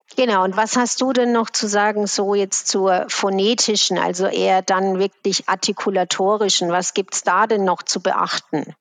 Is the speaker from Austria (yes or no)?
no; Switzerland; bei uns in der Schweiz